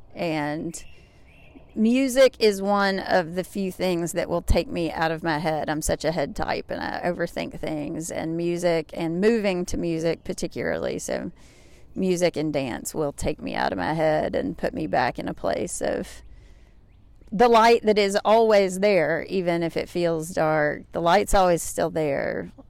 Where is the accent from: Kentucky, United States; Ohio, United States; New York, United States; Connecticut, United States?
Kentucky, United States; Grayson; also born or lived in Lexington, Kentucky; now in Arkansas, United States; I grew up in Grayson, Kentucky, Booming metropolis of forty-five hundred people in Carter County